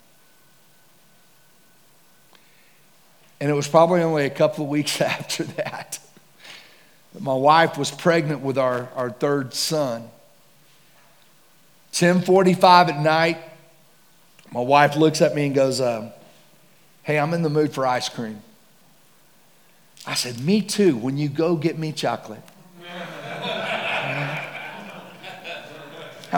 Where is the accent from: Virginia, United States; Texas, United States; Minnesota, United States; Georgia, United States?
Texas, United States; I'm from Texas